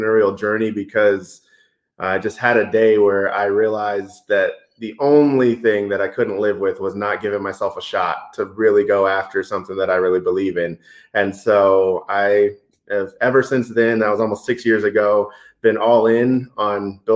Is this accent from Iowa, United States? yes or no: no; Denver, Colorado, United States; also born or lived in Boston, Massachusetts; I am close to a Colorado native. Moved here when I was 3, but my dad was in the Air Force, so I happened to be born right outside of Boston. And moved here when I was young. Always grew up